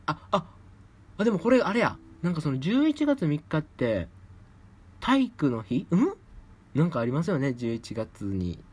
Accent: Osaka, Japan; accent: Kansai dialect; moved away as an adult; also born or lived in Kawachinagano, Osaka; now in Tokyo, Japan; 私、大阪生まれ、大阪育ちでございまして、関西弁も抜けておりません。

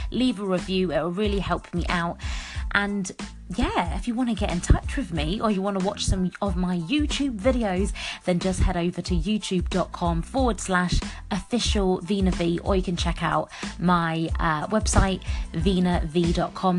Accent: United Kingdom; I was born here in the UK, but that's my heritage, isn't it? Is um, Mauritian. So I'm a British Mauritian.

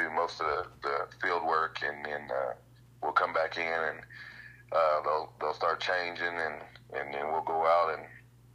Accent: Seminole, Oklahoma, United States; I grew up in Seminole

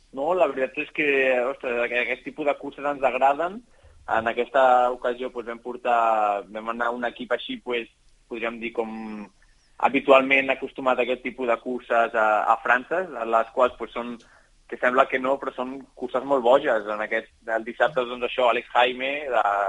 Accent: Catalonia, Spain; som molts catalans

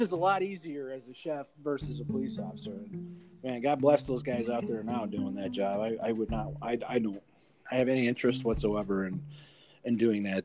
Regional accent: Chicago, Illinois, United States; I grew up in the Chicago streets, you know, so I come across a little little gruff

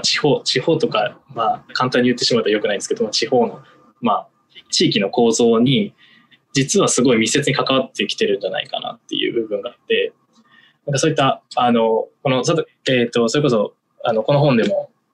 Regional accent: Miyazaki, Japan; 僕、実は宮崎出身

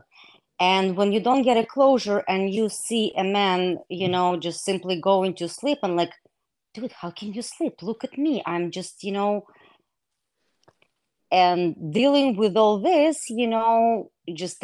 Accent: Israel; English is a second language; moved away as an adult; also born or lived in Soviet Union / Russia / Wisconsin; now in United States; I was born in Soviet Union. After I graduated eighth grade, my family immigrated to Israel, and that's where I grew up.

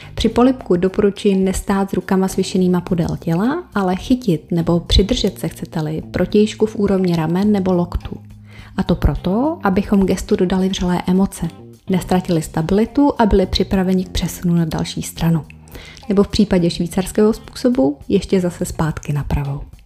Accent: Czechia; u nás v Čechách

